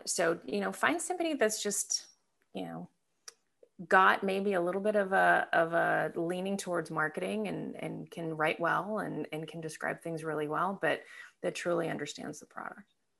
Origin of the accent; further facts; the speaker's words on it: Michigan, United States; also born or lived in Belgium / Scotland / Milwaukee; I grew up in Michigan, uh, so this is where my love of the Detroit Lions comes from. Uh, grew up in Michigan, I went to grade school there, high, high school there